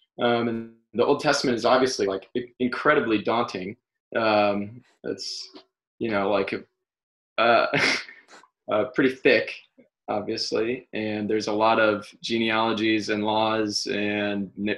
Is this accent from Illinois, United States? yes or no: yes; Peoria, Illinois, United States; also born or lived in Denver / Champaign / Maryland; now in Chicago, United States; grew up in Peoria, not too far from your host, Mike Adams, and went to Peoria Notre Dame High School